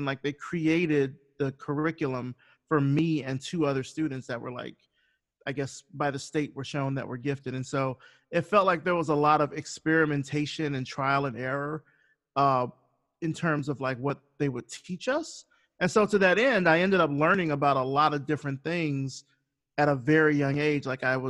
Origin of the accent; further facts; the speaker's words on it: Selma, Alabama, United States; I actually haven't seen the movie, but that's because I'm from Selma.